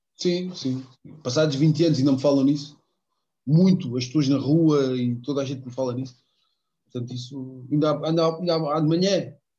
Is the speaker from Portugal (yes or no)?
yes; Elvas, Alentejo, Portugal; moved away; ter o meu clube da minha terra, que é o meu clube de sempre também, juntamente com o Benfica, o Elvas